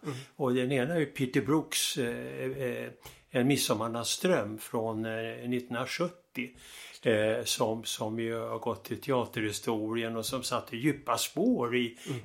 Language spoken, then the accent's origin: Swedish; Stockholm, Stockholm County, Sweden; Jag växte upp i Stockholm